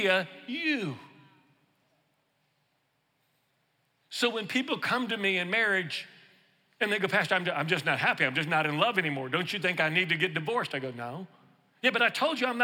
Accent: Houston, Texas, United States; now in Louisiana, United States; I'm originally from Texas, from Houston, but I live in Louisiana

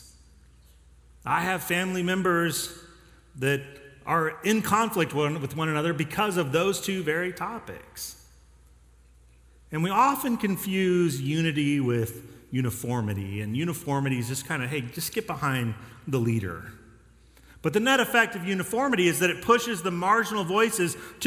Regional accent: Denver, Colorado, United States; now in Texas, United States; I grew up in Colorado and Denver

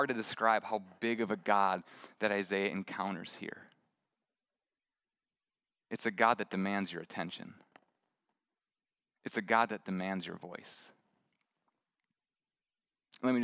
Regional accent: Midwest, United States; moved away; I grew up in the Midwest

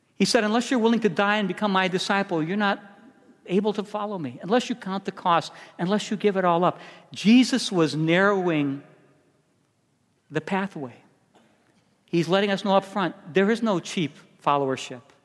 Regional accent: Chicago, Illinois, United States; moved away; also born or lived in San Diego; I'm from Chicago

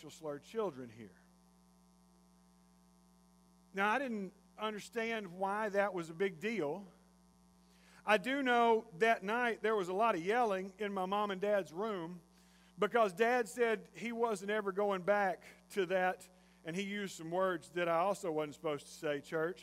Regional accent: Jasper, Texas, United States; I grew up in Jasper, Texas

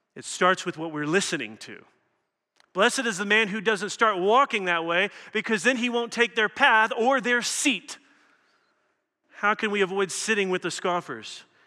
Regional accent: Louisville, Kentucky, United States; I come from Louisville, Kentucky

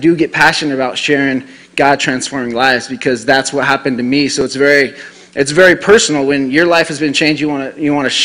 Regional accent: Denver, Colorado, United States; moved away as an adult; now in Rapid City, United States; I'm from the Denver area

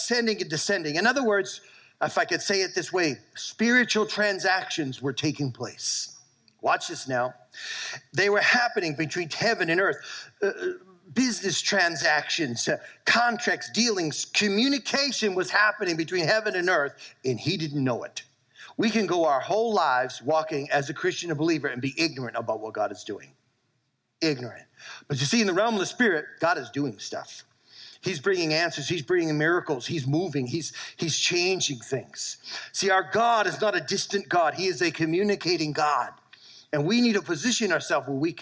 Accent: South Shore, Massachusetts, United States; moved away; I grew up in Massachusetts in the South Shore

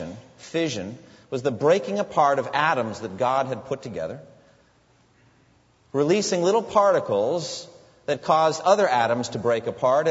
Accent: United States

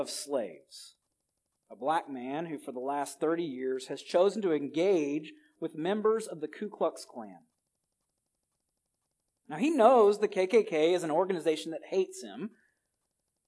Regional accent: Alabama, United States; now in California, United States; move to my home state of Alabama

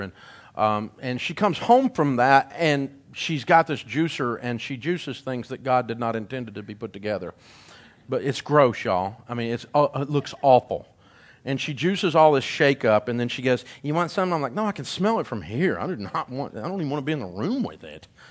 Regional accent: Middle Tennessee, United States; I grew up in Middle Tennessee

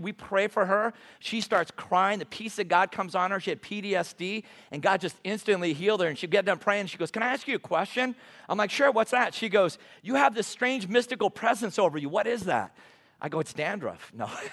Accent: Long Beach, California, United States; moved away as an adult; now in Great Falls, United States; That's where I grew up in, in Long Beach, California.

